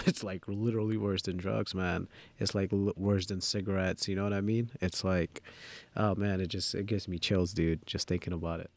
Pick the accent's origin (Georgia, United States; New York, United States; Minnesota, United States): New York, United States; New York City; English is a second language; also born or lived in Dhaka, Bangladesh; So I came straight from Dhaka, and I, and I moved to Jamaica Queens